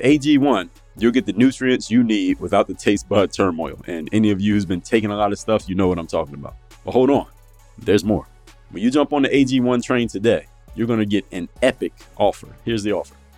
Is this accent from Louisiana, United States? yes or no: no; Philadelphia, Pennsylvania, United States; now in Miami, United States; I live in Miami, Florida, but I'm actually from Philadelphia, P